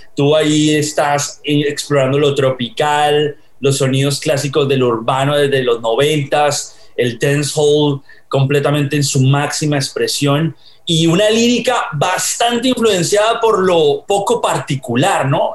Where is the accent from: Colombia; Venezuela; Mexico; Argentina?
Colombia; now in United States; yo soy colombiano viviendo en Estados Unidos, pero cuando yo estaba en los noventas en Colombia